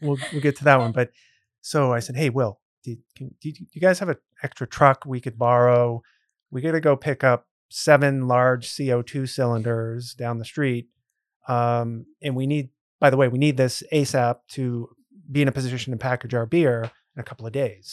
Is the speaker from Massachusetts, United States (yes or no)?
yes; Grafton, Massachusetts, United States; I grew up in a town called Grafton, which is right near Worcester